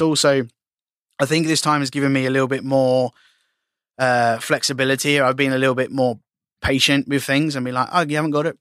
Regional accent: Australia; being Aussie

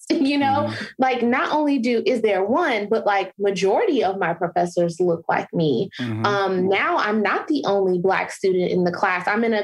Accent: Chicago, Illinois, United States; now in Atlanta, United States; I am originally from Chicago.

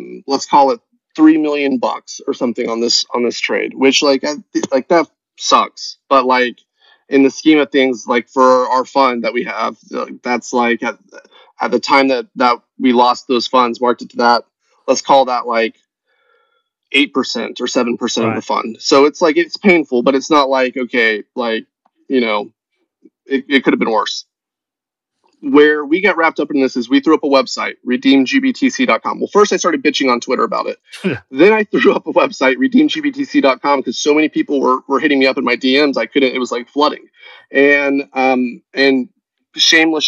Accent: Tennessee, United States; I'm a redneck from Tennessee

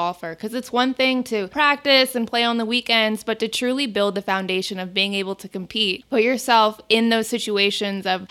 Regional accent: Phoenix, Arizona, United States; I grew up locally here in Phoenix

